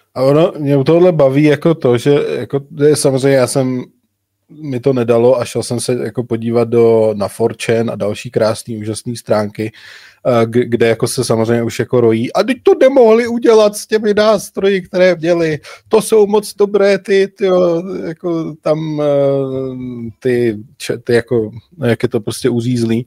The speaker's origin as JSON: {"language": "Czech", "region": "South Bohemian Region", "country": "Czechia", "said": "My, co nejsme přímo z Budějovic, jsme z Jižních Čech, tak říkáme Budějovice"}